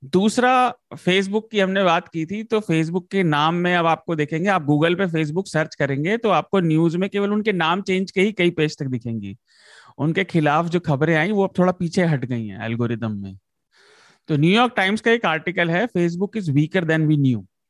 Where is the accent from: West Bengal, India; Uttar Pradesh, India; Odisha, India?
Uttar Pradesh, India; मैं उत्तर प्रदेश से आता हूँ